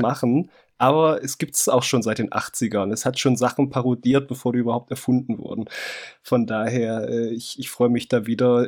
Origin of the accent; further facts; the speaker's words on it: East Germany, Germany; Ich komme aus dem FKK. -Land